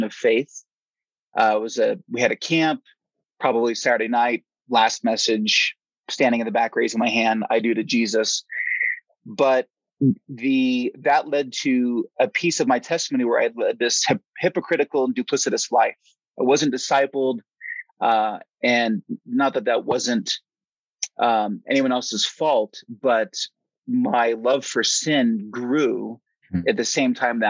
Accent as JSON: {"language": "English", "area": "Silicon Valley, Southern Bay Area", "region": "California", "country": "United States", "tie": "born or raised there", "also_born_or_lived": "Portland, Oregon", "moved": "as an adult", "lives_now": "Flagstaff, United States", "said": "I was raised in the Silicon Valley, Southern Bay Area, went to the same high school as Steve Jobs and Wozniak"}